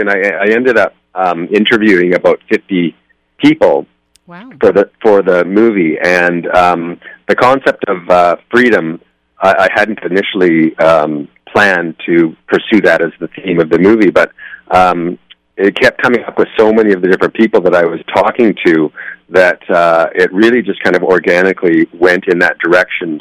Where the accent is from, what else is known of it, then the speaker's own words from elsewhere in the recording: Nelson, British Columbia, Canada; I'm from Nelson, British Columbia. It's in the interior of British Columbia. It's a small town in the mountains there.